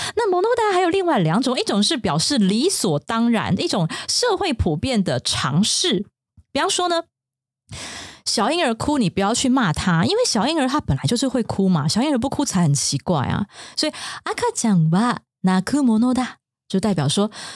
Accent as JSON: {"language": "Chinese", "country": "Taiwan", "said": "我们台湾人的桌上可能比较少，但不是一定"}